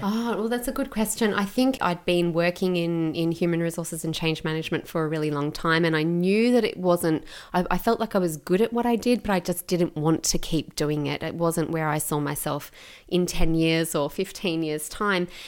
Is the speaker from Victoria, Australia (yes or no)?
yes; Gippsland, Victoria, Australia; also born or lived in Melbourne; I grew up in Gippsland in, um, in Victoria